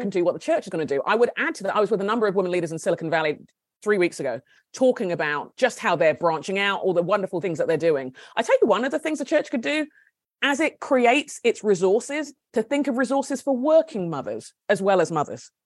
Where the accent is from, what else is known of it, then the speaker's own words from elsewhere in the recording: Nigeria; also born or lived in United Kingdom; now in United States; My husband and I are Brits. He's a Scot. I'm Nigerian, and my kids were born in the States.